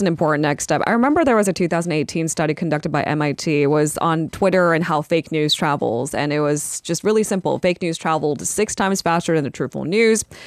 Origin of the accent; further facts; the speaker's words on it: United States; I am a Korean American